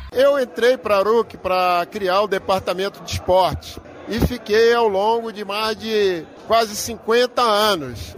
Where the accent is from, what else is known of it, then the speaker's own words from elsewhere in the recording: Brasília, Federal District, Brazil; Eu praticamente nasci no Cruzeiro